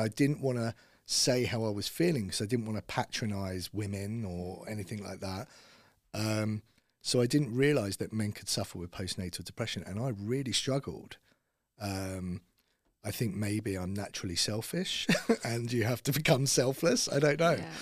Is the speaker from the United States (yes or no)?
no; Bushey, East of England, United Kingdom; I grew up in Bushy, so Watford was kinda like my stomping ground